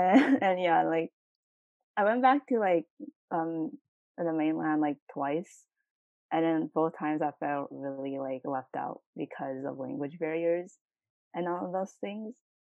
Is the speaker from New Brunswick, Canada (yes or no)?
no; Montreal, Quebec, Canada; I was born in Montreal, but I like lived in some village, like in the middle of nowhere in Quebec. And I was like literally the only person the only Asian person in the village.